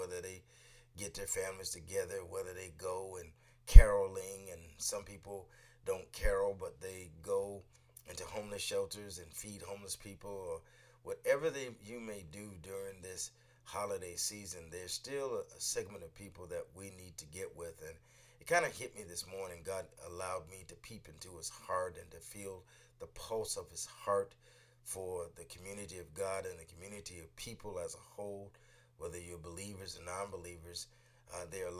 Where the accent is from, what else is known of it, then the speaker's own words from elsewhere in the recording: Northeast, United States; also born or lived in DMV (Washington, D.C. area); now in Washington, D.C. area, United States; those of us who are Northeasterners, and I live in the Mid-Atlantic now, right now, but I grew up in the Northeast. I'm in the DMV